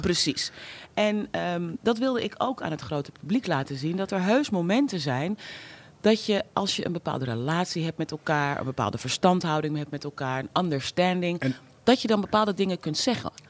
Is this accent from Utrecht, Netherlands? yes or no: no; Amsterdam, North Holland, Netherlands; ik ben opgegroeid in Amsterdam-West